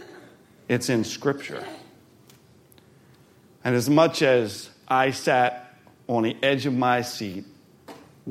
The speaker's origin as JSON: {"language": "English", "town": "Philadelphia", "region": "Pennsylvania", "country": "United States", "said": "I'm from Philadelphia"}